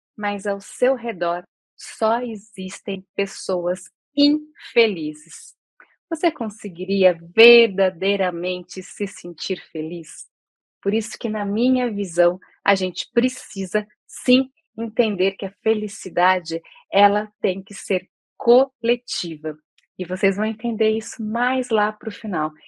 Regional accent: Campinas, São Paulo, Brazil; now in Porto Alegre, Brazil; moro aqui em Porto Alegre, mas sou nascida em Campinas

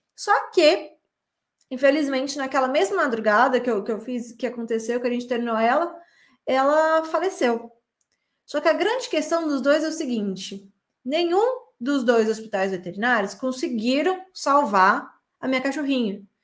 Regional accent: São Paulo, Brazil; moved away as an adult; now in Belo Horizonte, Brazil; eu sou de São Paulo e eu vim morar em, em Belo Horizonte pela primeira vez em 2010

